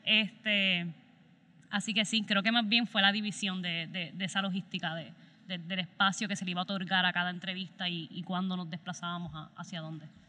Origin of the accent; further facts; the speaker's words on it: southwest Puerto Rico, Puerto Rico; crecimos haciendo cine en Mayagüez juntos